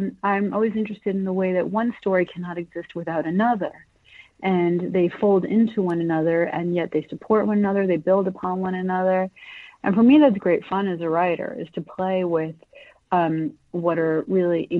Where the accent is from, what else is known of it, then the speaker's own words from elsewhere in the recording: United States; I was born in the United States, and I'm a dual citizen. My parents are Colombians